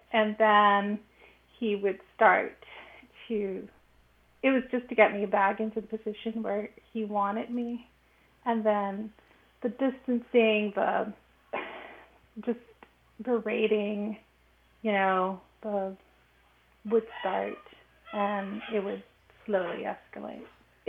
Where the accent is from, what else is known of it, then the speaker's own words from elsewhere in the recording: Los Angeles, California, United States; also born or lived in Mexico; I'm 42. I'm originally from Los Angeles in California, but I spent a large chunk of my early life in Mexico.